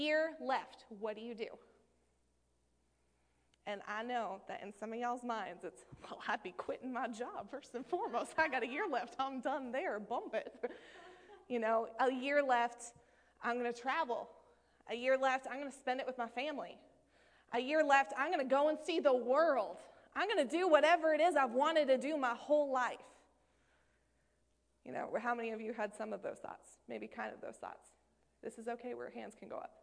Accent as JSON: {"language": "English", "region": "Maine", "country": "United States", "moved": "as an adult", "said": "I'm from Maine originally."}